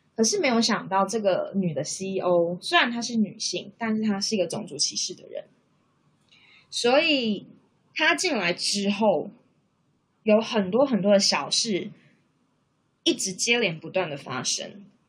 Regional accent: Taiwan; moved away as an adult; now in Canberra, Australia; 那是因为我的另外一半就是他，他不是台湾人，所以他跟我当然就是异国恋情嘛，因为我们两个来自不同的国家，不同的文化背景

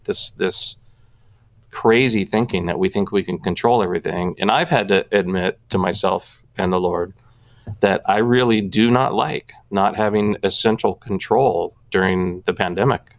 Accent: Southern California, United States; also born or lived in Oklahoma; I grew up, uh, born and raised in Southern California, with the exception of two years uh, in middle school

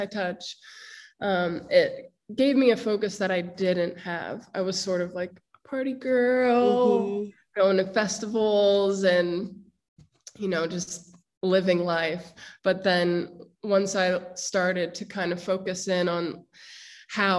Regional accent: Harrisburg, Pennsylvania, United States; I grew up in Harrisburg, Pennsylvania, which is the capital

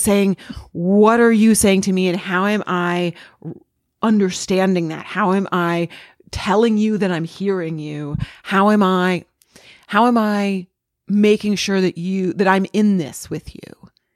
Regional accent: New England, United States; now in Los Angeles, United States; I grew up in New England.

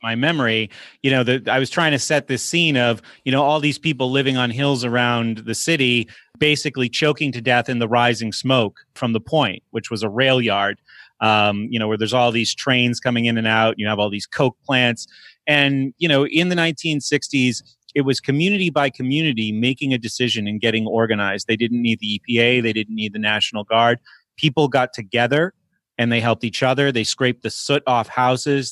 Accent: Exeter, New Hampshire, United States; moved away as an adult; now in Pittsburgh, United States; I grew up in New England, Exeter, New Hampshire

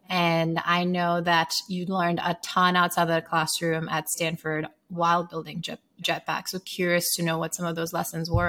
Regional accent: Sierra Leone; moved away; growing up in Sierra Leone

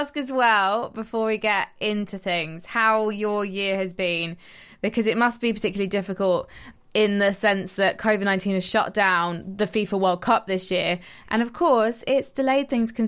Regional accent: United Kingdom; us in the UK

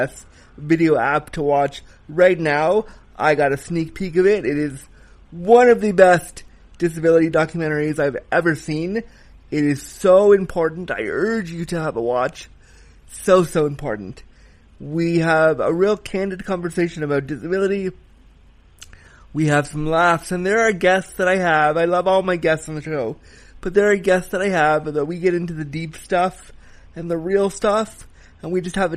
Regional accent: Canada; I'm a Canadian

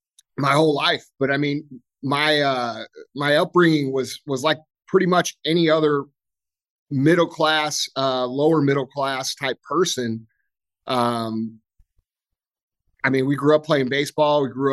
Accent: St. Louis, Missouri, United States; I grew up here right outside St. Louis, Missouri. My business is located here. I grew up on a little gravel road called Mooney Lane.

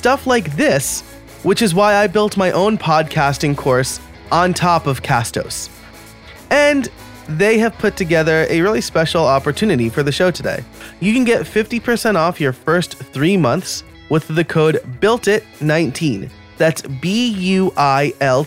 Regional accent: New York, United States; also born or lived in Scranton, Pennsylvania; now in Philadelphia, United States

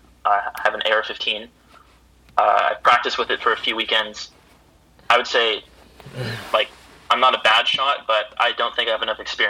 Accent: California, United States; growing up in California. I was surrounded by mostly, like, Filipinos, Asians, Mexicans, Blacks

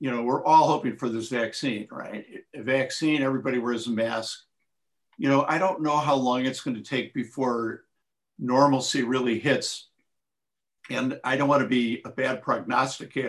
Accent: Chicago, Illinois, United States; I'm from Chicago

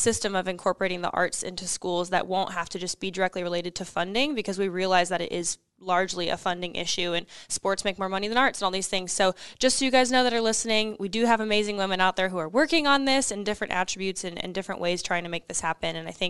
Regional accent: Omaha, Nebraska, United States; moved away as an adult; now in Nashville, United States; But when I moved to Nashville when I was 18, I was born and raised here in Omaha, older brother, younger sister, graduated from Miller North

